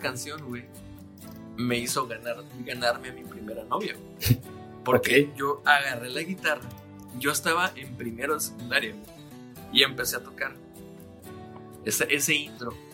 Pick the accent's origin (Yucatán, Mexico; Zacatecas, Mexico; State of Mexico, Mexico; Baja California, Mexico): Baja California, Mexico; Mexicali; cuando yo vivía eh, con mis abuelos, cuando estaba chiquito, llegaba yo a la una de la tarde más o menos a la casa de la primaria y empezaba Dragon Ball. Aquí en Mexicali